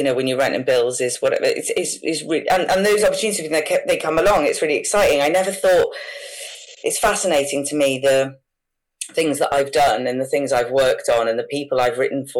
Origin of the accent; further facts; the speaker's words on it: Wales, United Kingdom; Obviously, I'm from Wales and I'm from quite a small place